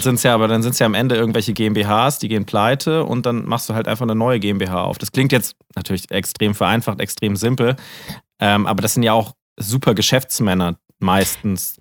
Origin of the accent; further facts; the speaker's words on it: Germany; als Deutscher